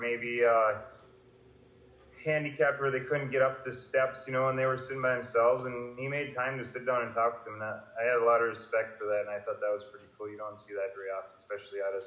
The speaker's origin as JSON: {"language": "English", "town": "Fergus Falls", "region": "Minnesota", "country": "United States", "tie": "born or raised there", "said": "Fergus being my hometown"}